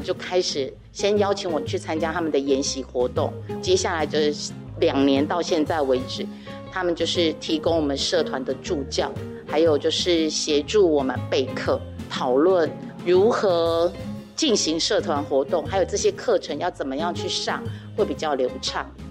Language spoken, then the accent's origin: Chinese; Daxi, Taoyuan, Taiwan; 我们都是土生土长的大溪人，所以我们从小就看到满街都是家具